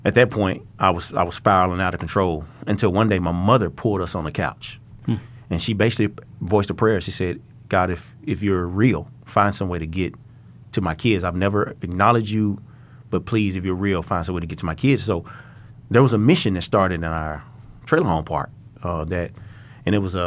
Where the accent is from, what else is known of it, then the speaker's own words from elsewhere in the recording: Little Rock, Arkansas, United States; I grew up in Little Rock, Arkansas, at Whispering Hills Mobile Home Parks